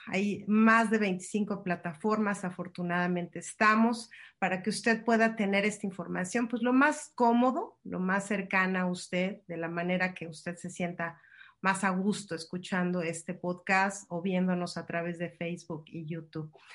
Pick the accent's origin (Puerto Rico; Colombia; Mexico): Mexico; los que somos de México